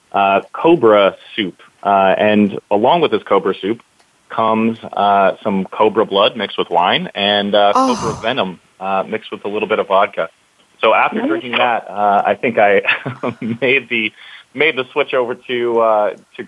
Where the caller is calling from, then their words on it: San Francisco, California, United States; I'm calling in from San Francisco, California